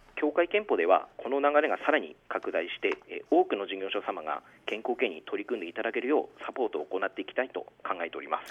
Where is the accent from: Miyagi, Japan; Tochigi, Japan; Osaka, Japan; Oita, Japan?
Miyagi, Japan; also born or lived in Yamagata Prefecture; now in Aomori, Japan; 私はあの宮城県出身で